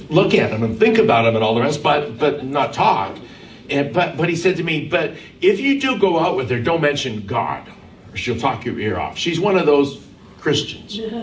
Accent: Vancouver, British Columbia, Canada; I was born and raised in Vancouver, Canada

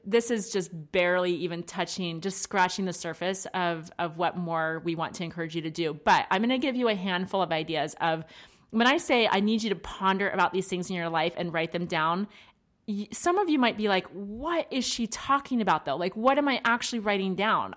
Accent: East Coast, United States; we're both from the East Coast

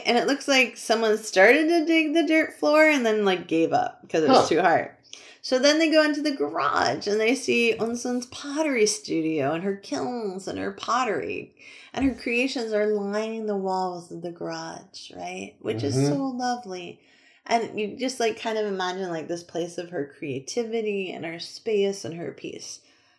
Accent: New Hampshire, United States; my home state of New Hampshire.

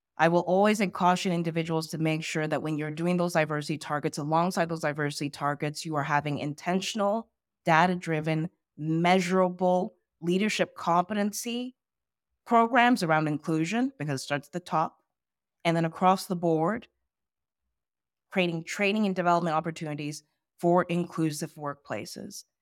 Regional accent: Ghana; I'm from Ghana, West Africa.

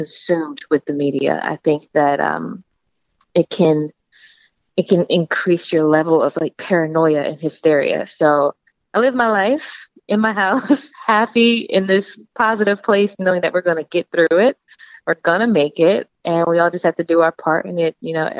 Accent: Seaford, Delaware, United States; also born or lived in Philadelphia, Pennsylvania; I'm from Seaford, Delaware

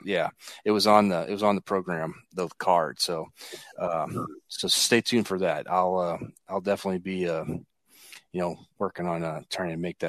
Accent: Washington, Missouri, United States; growing up in Washington, I knew a lot of guys from Sullivan.

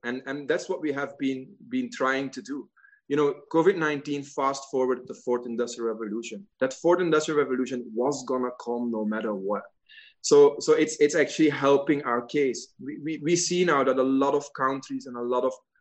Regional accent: Belgium; moved away; in my home country in Belgium

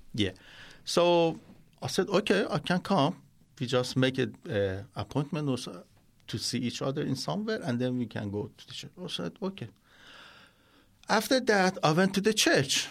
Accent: Iran; first language Persian; English is a second language; moved away as an adult; now in Australia; I was born in Iran in a Muslim family

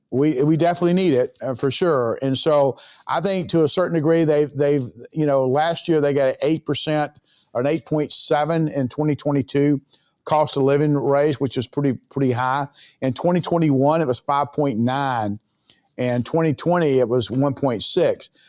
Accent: Florida, United States; I'm from Florida, certainly, uh, World Golf Village here in San Augustine, Florida

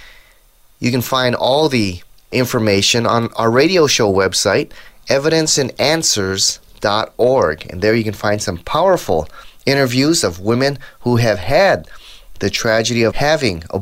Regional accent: United States; my home country of the United States

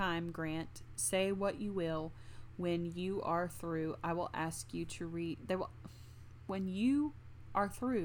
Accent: the South, United States; we're from the South.

